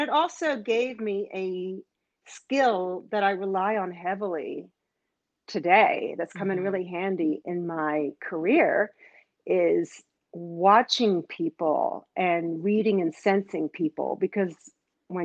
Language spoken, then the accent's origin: English; Australia; also born or lived in Israel / Canada; now in United States; So I grew up in Australia and I grew up in Israel.